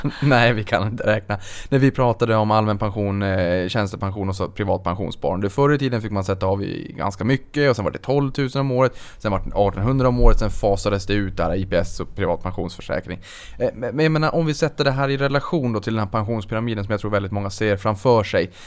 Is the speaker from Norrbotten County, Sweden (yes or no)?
yes; Norrbotten County, Sweden; jag är från Norrbotten